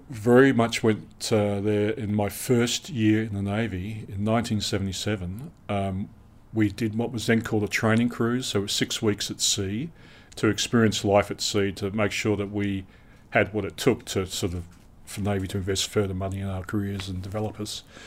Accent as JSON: {"language": "English", "town": "Perth", "region": "Western Australia", "country": "Australia", "tie": "born or raised there", "moved": "as an adult", "said": "I grew up in Western Australia, and, uh, when I was growing up, Perth was a very isolated city"}